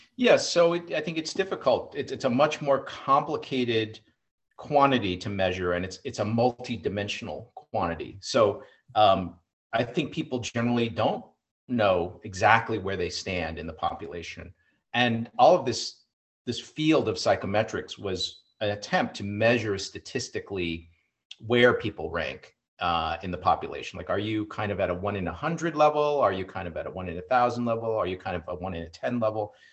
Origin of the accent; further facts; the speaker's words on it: Iowa, United States; growing up in Iowa